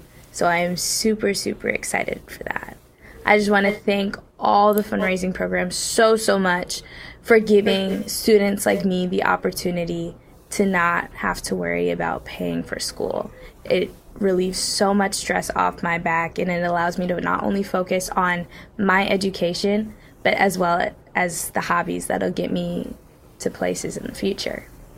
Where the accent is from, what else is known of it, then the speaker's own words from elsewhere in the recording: Ann Arbor, Michigan, United States; I was born and raised in Ann Arbor.